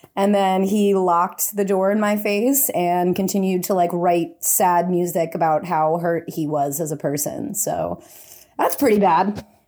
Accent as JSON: {"language": "English", "country": "India", "accent": "Indian", "said": "my Indian accent"}